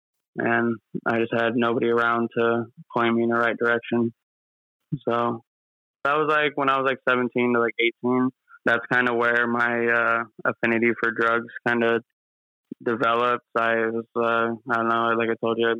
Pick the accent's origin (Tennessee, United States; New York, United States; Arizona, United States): Arizona, United States; I grew up in Arizona